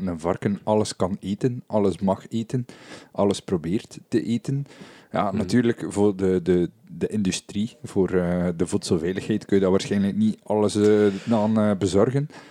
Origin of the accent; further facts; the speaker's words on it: West Flanders, Belgium; Bij ons in West-Vlaanderen